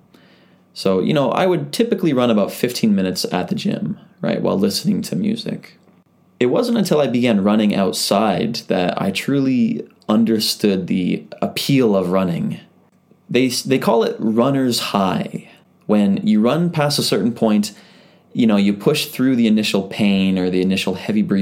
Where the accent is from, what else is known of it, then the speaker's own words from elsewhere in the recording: Canada; now in Japan; I'm a Canadian living in Japan